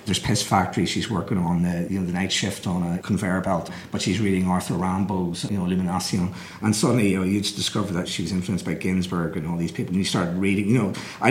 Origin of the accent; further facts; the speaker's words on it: Belfast, Northern Ireland, United Kingdom; I was brought up in Belfast in the 1960s